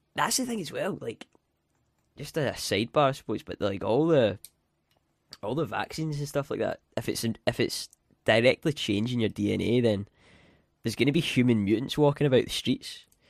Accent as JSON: {"language": "English", "region": "Scotland", "country": "United Kingdom", "said": "I'm from Scotland"}